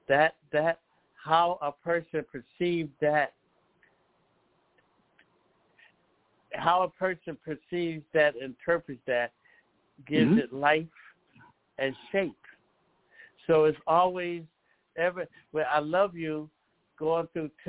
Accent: Philadelphia, Pennsylvania, United States; now in Lancaster, United States; I come from Philadelphia, PA.

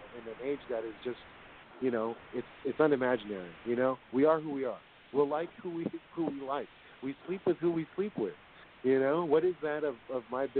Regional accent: San Francisco, California, United States; now in South San Francisco, United States; I grew up in San Francisco, born in San Francisco, raised over there in 25th in Van Ness

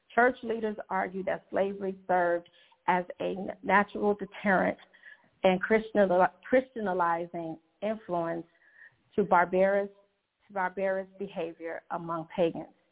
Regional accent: Chicago, Illinois, United States; moved away as an adult; now in Georgia, United States; I am originally from Chicago, the Chicagoland area, and I'm very new to the Georgia area

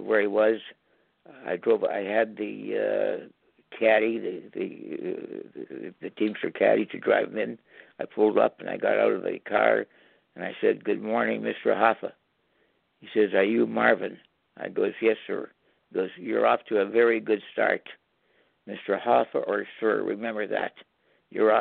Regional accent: Canada; I'm a Canadian

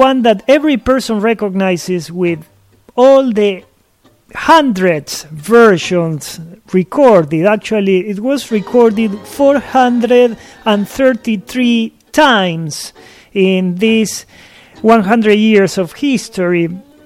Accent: Buenos Aires, Argentina; also born or lived in East Coast, United States; now in United States; born and raised in Buenos Aires, Argentina, and now living in the east coast of the USA

